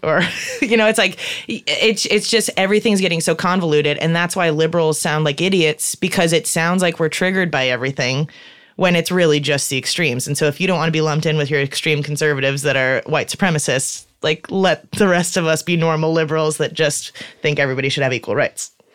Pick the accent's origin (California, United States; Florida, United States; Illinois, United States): Illinois, United States; Chicago; moved away as an adult; I'm from Chicago and I grew up in a, in a very liberal, open, welcoming family. And so that's what I thought Chicago was